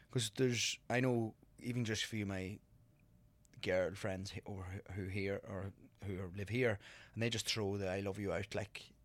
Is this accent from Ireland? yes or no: yes; Ireland; moved away as an adult; also born or lived in County Monaghan; now in New York, United States; me growing up in Ireland